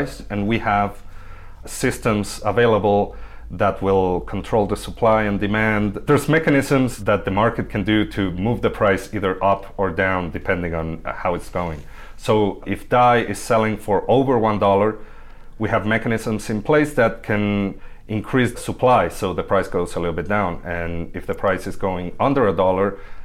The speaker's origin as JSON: {"language": "English", "region": "Buenos Aires", "country": "Argentina", "also_born_or_lived": "Mexico City, Mexico", "moved": "yes", "said": "I come from Buenos Aires, Argentina. I lived in Mexico City for a few years"}